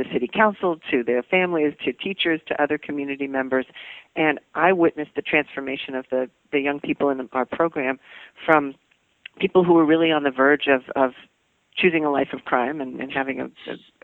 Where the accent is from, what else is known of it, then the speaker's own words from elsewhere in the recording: Washington, District of Columbia, United States; I came back to my hometown of Washington, D.C.